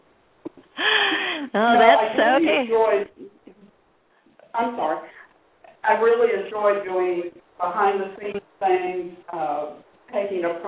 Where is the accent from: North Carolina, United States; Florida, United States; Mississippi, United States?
Florida, United States; South; also born or lived in Atlanta; now in Winter Park, United States; I'm from South Florida